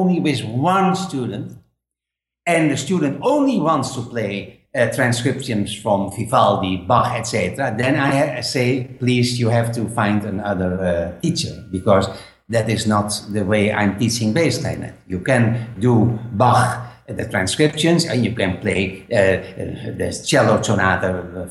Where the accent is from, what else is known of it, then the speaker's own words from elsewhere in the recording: Netherlands; English is a second language; moved away as an adult; now in Spain; I'm living now in Spain, but I'm from Holland